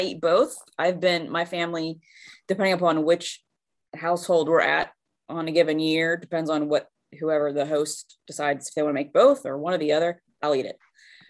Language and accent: English; Pittsburgh, Pennsylvania, United States; since I'm from Pittsburgh